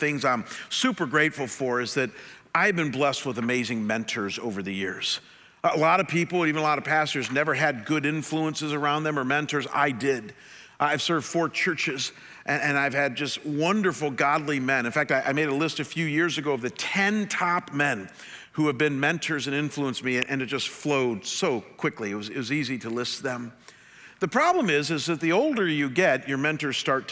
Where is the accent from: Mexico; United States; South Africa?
United States; Cleveland, Ohio; my hometown